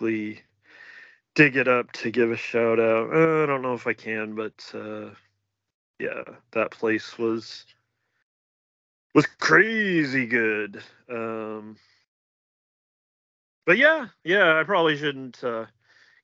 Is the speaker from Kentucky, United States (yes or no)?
no; Reno, Nevada, United States; Nevada and like Reno